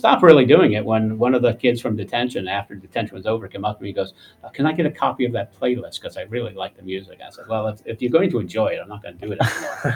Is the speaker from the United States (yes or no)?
yes; New York City, New York, United States; moved away; also born or lived in Worcester, Massachusetts; I was born in Brooklyn